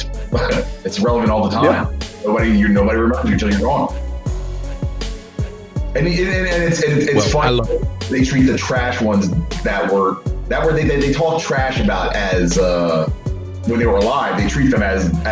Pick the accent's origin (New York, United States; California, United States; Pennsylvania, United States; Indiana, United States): Pennsylvania, United States; Philadelphia; We're from the Philadelphia area